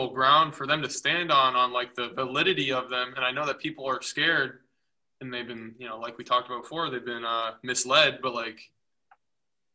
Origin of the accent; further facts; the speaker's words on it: United States; where we live as an American